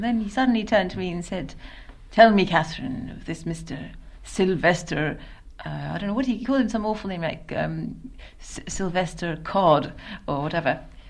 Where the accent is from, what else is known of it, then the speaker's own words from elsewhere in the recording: London, United Kingdom; which was something that, as a Londoner, I felt very strongly that I didn't like